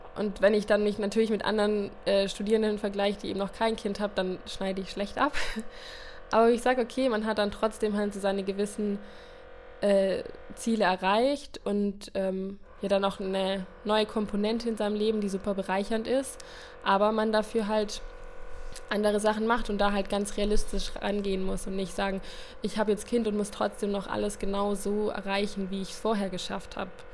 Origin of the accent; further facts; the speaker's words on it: the South, Baden-Württemberg, Germany; moved away as an adult; now in Cologne, Germany; Ich bin ja aus dem Süden